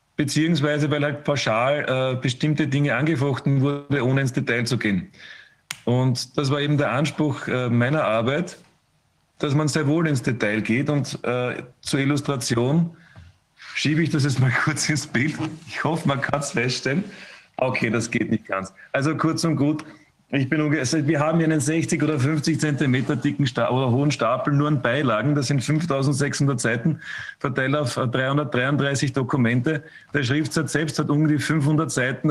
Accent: Austria; bei uns in Österreich

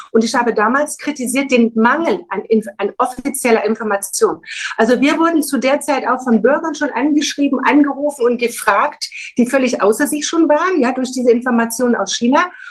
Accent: Thuringia, Germany; moved away; also born or lived in Baden-Württemberg; Ich komme ursprünglich aus der DDR, bin in Thüringen geboren.

